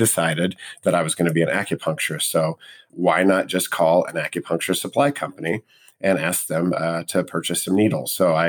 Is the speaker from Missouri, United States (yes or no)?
yes; Missouri, United States; moved away as an adult; I grew up in Missouri.